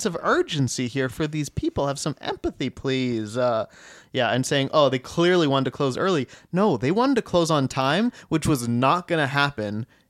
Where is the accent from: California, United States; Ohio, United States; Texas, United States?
Ohio, United States; Cincinnati; Well, we grew up in Cincinnati